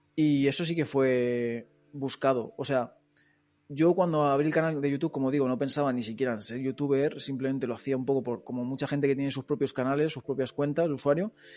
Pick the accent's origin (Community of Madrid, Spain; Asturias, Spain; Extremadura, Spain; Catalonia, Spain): Community of Madrid, Spain; Móstoles; moved away as an adult; now in Barcelona, Spain; yo soy de Madrid pero soy de un barrio de Móstoles, o sea, las afueras de las afueras, digamos. Eh, estoy pegado a, a, todo campos de estos de trigo que parece que estás ahí en Castilla-La Mancha